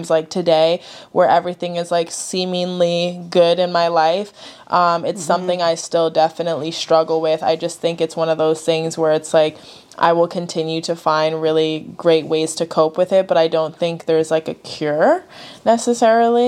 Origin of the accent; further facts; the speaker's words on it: New York, United States; now in Connecticut, United States; Then I moved from New York to Connecticut, which was also hard for me. Mm-hmm. New York was and still is definitely my home.